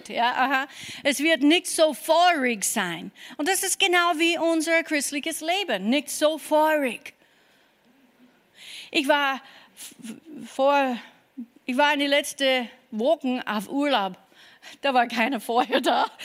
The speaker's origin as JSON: {"language": "German", "region": "Kentucky", "country": "United States", "second_language": "German", "moved": "yes", "lives_now": "Germany", "said": "ich komme aus Kentucky und ich habe nicht viel an mich selber geglaubt, ja."}